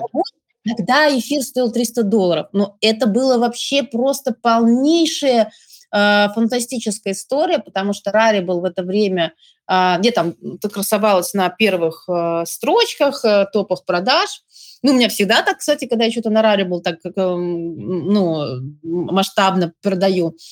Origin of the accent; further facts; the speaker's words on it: Saint Petersburg, Russia; moved away; also born or lived in Moscow; я выросла в Петербурге